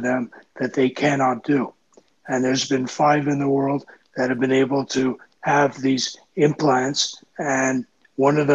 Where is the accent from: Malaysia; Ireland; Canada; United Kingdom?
Canada; I'm a Canadian